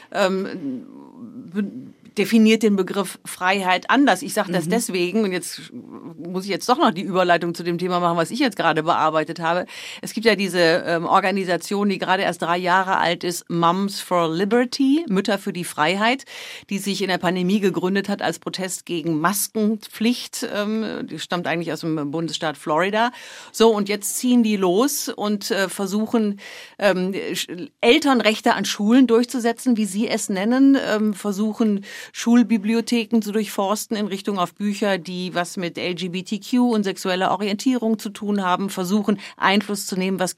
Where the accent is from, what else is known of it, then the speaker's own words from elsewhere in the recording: Germany; now in Washington, United States; als Deutsche